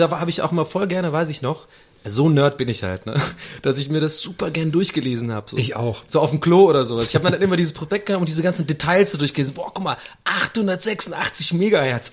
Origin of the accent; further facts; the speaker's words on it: Tübingen, Baden-Württemberg, Germany; moved away; also born or lived in Munich; bei uns in Tübingen